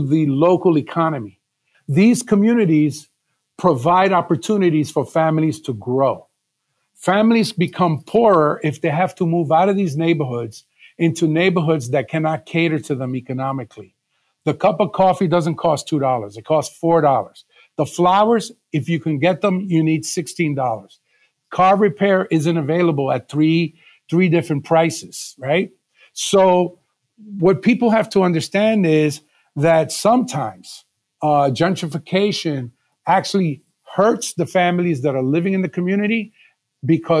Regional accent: New York City, New York, United States; now in Philadelphia, United States; I was born and raised in New York City in what is today called Spanish Harlem

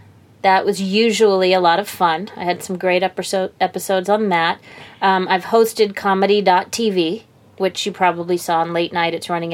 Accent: Revere, Massachusetts, United States; I was born and raised in Revere, just on the edge of Boston.

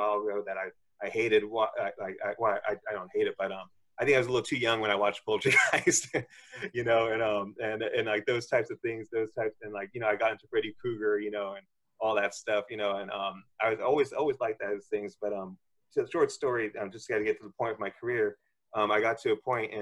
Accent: Southern California, United States; first language English; now in San Francisco, United States; growing up in Southern California and moving up to San Francisco, always been a Californian

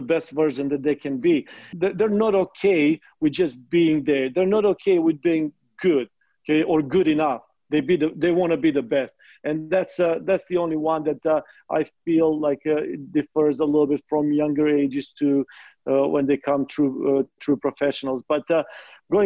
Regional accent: North Macedonia; moved away as an adult; also born or lived in Midwest, United States; now in United States; even though I'm coming from Macedonia, I consider myself a Midwestern. Being here for 20 years

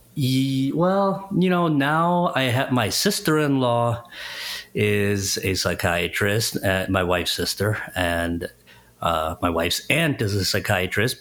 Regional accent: Chicago, Illinois, United States; I live, born and raised in Chicago area

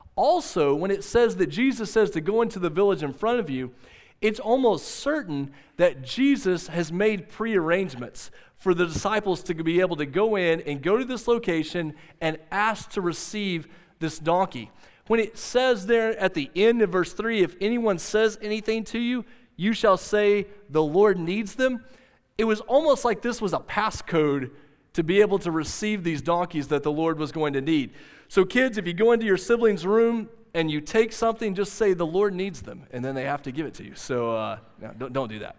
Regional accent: Southwest Oklahoma, United States; moved away; I told you I grew up in Southwest Oklahoma. I grew up in a little eight-man football school town called Central High.

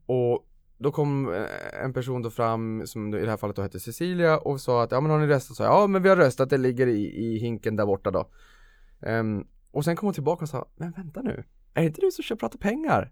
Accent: Boden, Norrbotten County, Sweden; Boden, där jag kommer från i Norrbotten

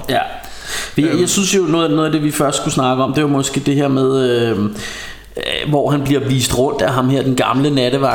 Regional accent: Denmark; som dansker

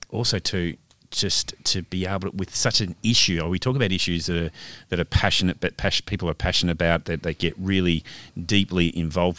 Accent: Melbourne, Victoria, Australia; now in Perth, Australia; I'm originally from Melbourne

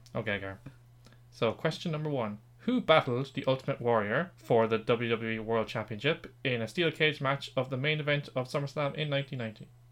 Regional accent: Ireland; we are both Irish

